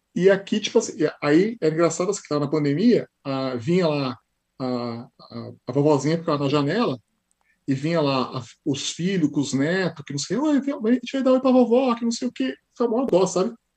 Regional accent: Brazil; moved away as an adult; also born or lived in Sarnia, Canada / London, Ontario; now in Canada; sou do Brasil

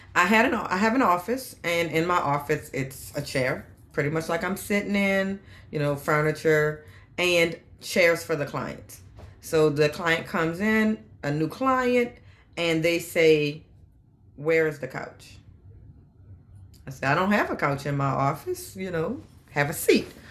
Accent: New Orleans, Louisiana, United States; But I grew up in New Orleans, and like most people in New Orleans, family is very, very, very important.

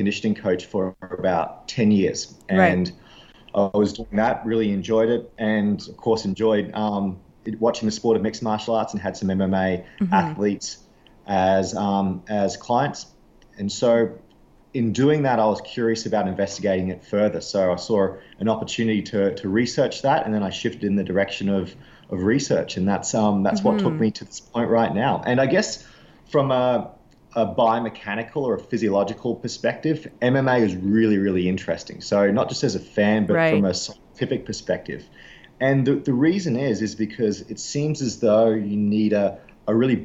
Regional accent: Australia; growing up in Australia

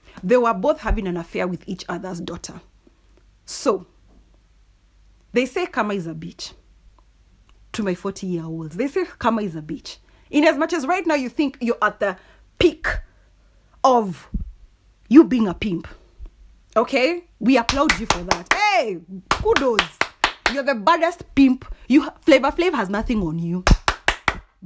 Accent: Kikuyu, Central Kenya, Kenya; I'm from the Kikuyu community

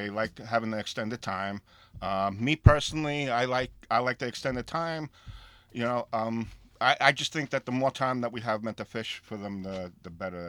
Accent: South Shore of Long Island, New York, United States; I grew up on the South Shore.

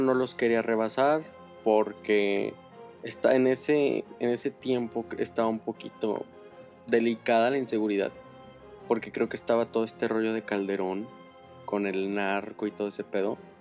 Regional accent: San Luis Potosí, Mexico; Yo soy de San Luis Potosí

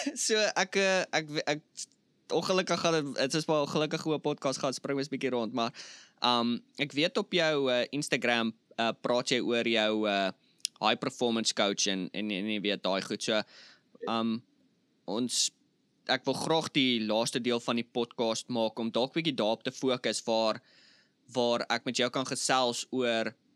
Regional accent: South Africa; moved away; ek's van Suid-Afrika.

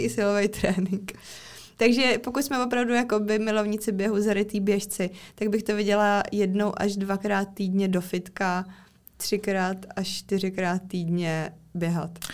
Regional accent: Czechia; u nás v České republice

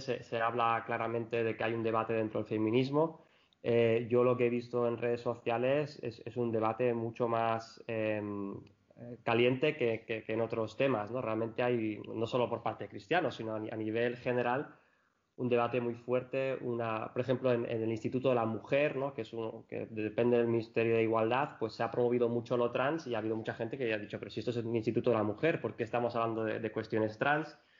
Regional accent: Spain; como, como, españoles desde aquí

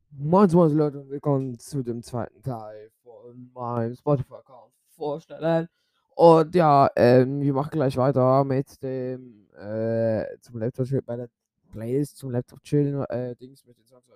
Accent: Switzerland; ich bin ja Schweizer.

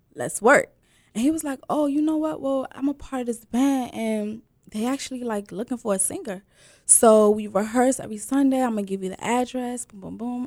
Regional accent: Prince George's County, Maryland, United States; I'm from Prince George's County, Maryland, with roots deep in Sierra Leone.

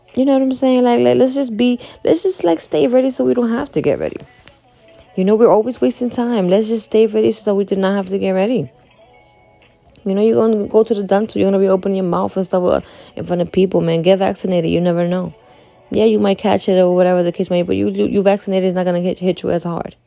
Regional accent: Dominican Republic; moved away; I'm from the Dominican Republic

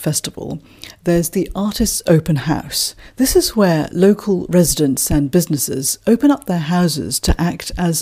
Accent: London, United Kingdom; I'm South Londoner

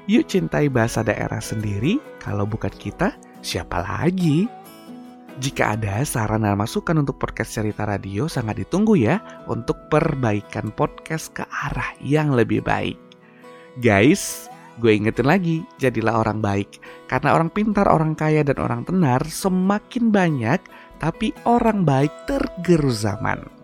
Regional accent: Padang, West Sumatra, Indonesia; Oh iya ya, kalau bahasa Minang gua sih memang udah paham karena lahir dan besar di Padang. Nah, kepikir deh, Gimana dengan bahasa kampung gua, bahasa suku gua, suku Nias?

